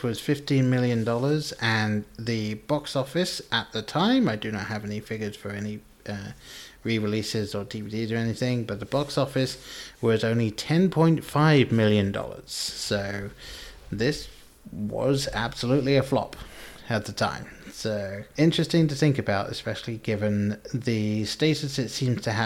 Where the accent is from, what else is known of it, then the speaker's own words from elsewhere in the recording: England, United Kingdom; moved away; I grew up in England